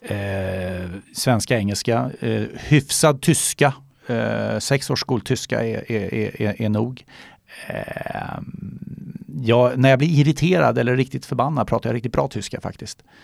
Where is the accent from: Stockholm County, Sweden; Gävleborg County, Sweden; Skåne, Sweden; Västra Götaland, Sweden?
Stockholm County, Sweden; Solna; moved away as an adult; now in Gustavsberg, Sweden; jag är eh, född och uppvuxen i Solna och bodde där till jag fyllde 45